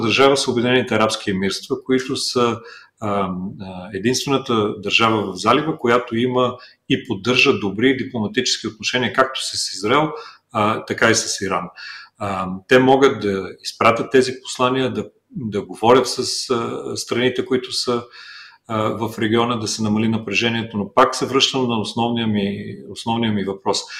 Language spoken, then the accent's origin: Bulgarian; Bulgaria; ние в България